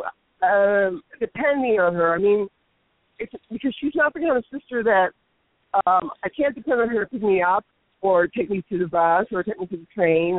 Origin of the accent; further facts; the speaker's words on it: New York, United States; I'm from New York